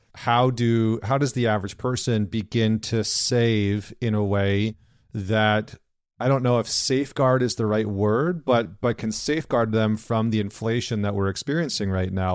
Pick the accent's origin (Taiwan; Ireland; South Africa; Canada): Canada; I'm Canadian